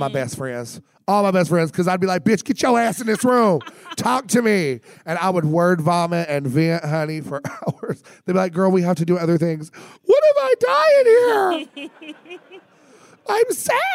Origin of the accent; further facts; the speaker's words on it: Tennessee, United States; I'm from Tennessee.